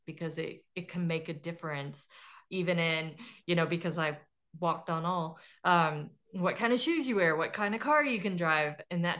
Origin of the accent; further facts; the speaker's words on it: Fort Smith, Arkansas, United States; I base all of my settings on where I grew up in around Fort Smith, Arkansas. And it's in the Arkansas River Valley. So it's like I grew up in a river valley that always floods and it's part of Tornado Valley.